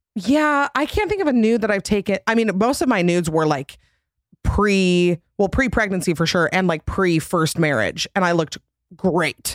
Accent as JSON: {"language": "English", "region": "Utah", "country": "United States", "said": "I'm from Utah, which is literally plastic surgery capital."}